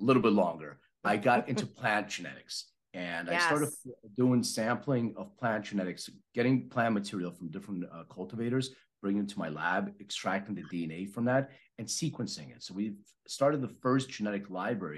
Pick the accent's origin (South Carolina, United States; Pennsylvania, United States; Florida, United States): Pennsylvania, United States; Philadelphia; moved away; I'm from Philadelphia originally.